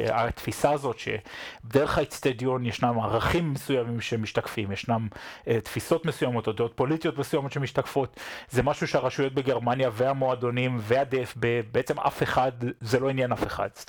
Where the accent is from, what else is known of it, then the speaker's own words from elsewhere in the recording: Israel; now in Germany; כיהודים, כישראלים שחיים פה.